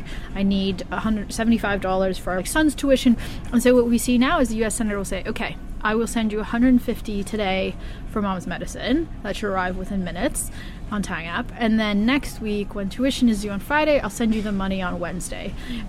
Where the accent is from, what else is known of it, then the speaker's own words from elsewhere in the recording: Philippines; To me, the Philippines is very near and dear to my heart. As a Filipina, happened to be a Harvard graduate